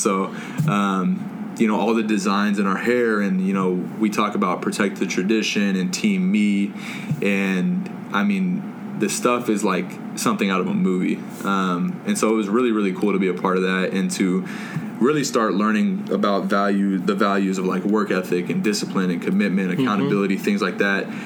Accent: Southlake, Texas, United States; also born or lived in Anchorage, Alaska / Las Vegas, Nevada / Boston, Massachusetts; Southlake, Texas, where I say I'm a Texan. I say I grew up in Southlake, so I was 10 years old, moved down

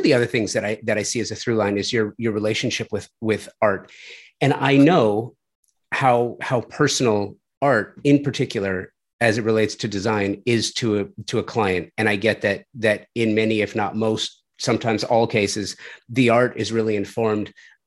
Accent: Los Angeles, California, United States; my neighborhood where I grew up in the San Fernando Valley

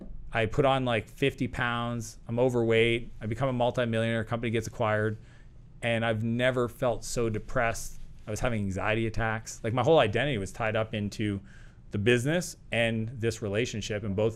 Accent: Canada; And Perfect. that's American. I'm Canadian. Yep. That's real money.

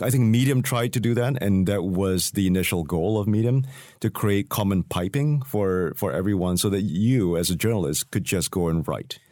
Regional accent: Singapore; I come from Singapore

